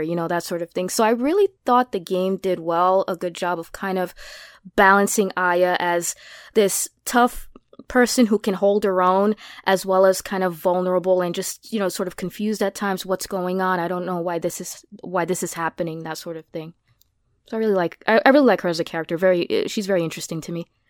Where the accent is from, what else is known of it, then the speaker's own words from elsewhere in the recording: New York, United States; being a New Yorker